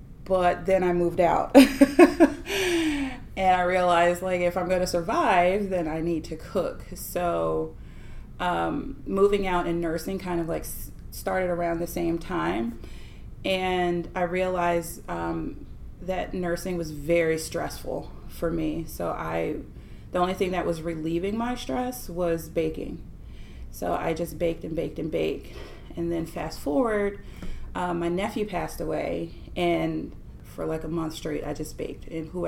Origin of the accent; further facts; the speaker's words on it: Florida, United States; born there; also born or lived in New York; I was born in Florida. When we moved from Florida to New York and came back